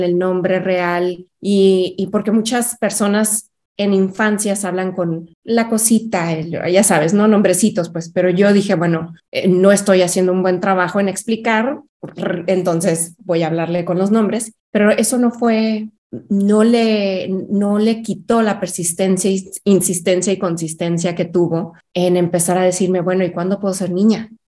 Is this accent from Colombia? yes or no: no; Mexico City, Mexico; Yo crecí en varias ciudades de México. Eh, me dedico, pero soy originaria de la Ciudad de México. Entonces soy chilanga.